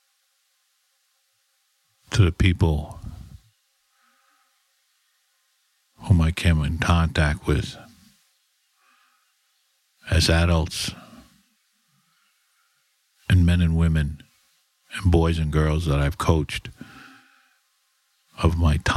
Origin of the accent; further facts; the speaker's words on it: New York City, New York, United States; I was brought up in the Bronx.